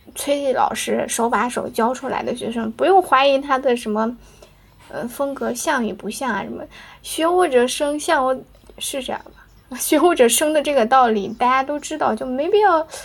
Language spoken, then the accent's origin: Chinese; Anyang, Henan, China; 河南安阳，在渝北地区，就我的家乡